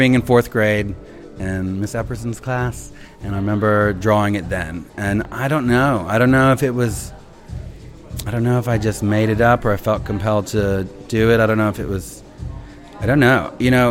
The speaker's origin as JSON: {"language": "English", "region": "Alabama", "country": "United States", "tie": "born or raised there", "said": "I've done it with a lawnmower because I grew up in Alabama, so I knew how to cut grass. I used to talk a lot different."}